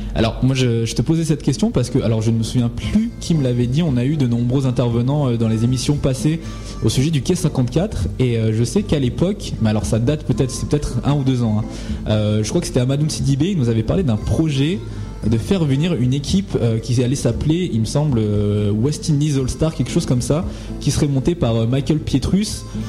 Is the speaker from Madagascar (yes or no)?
yes; Madagascar; je suis malgache